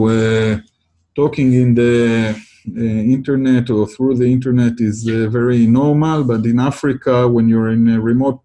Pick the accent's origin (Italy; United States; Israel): Israel; I come from Israel